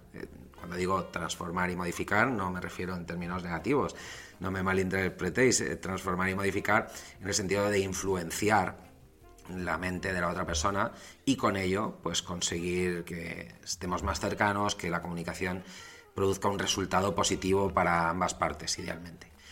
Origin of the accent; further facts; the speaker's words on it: Valencia, Valencian Community, Spain; also born or lived in London; soy nacido en Valencia, España, que me marché a Londres, que cuando volví